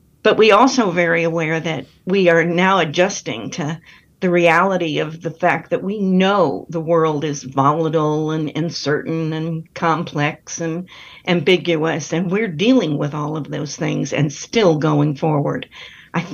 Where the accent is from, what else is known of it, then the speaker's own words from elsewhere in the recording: North Carolina, United States; So I'm always proud to be saying I'm from North Carolina.